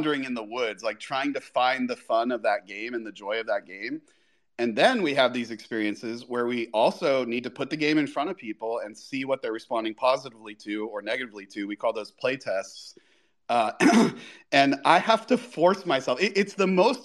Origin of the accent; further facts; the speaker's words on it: Florida, United States; I grew up in Florida near Disney World in Miami